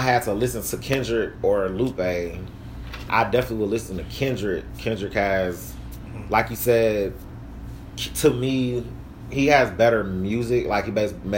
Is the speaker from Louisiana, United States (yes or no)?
no; Atlanta, Georgia, United States; they're both from Atlanta and I'm from Atlanta